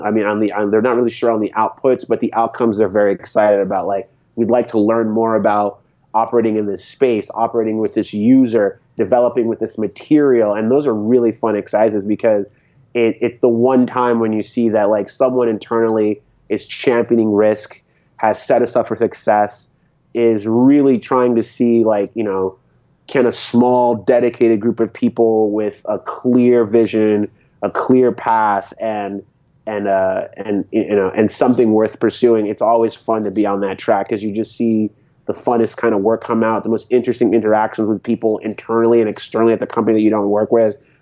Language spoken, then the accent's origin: English; Connecticut, United States; also born or lived in San Francisco Bay Area; now in Boston, United States; I grew up in New England, so I spent time growing up in Connecticut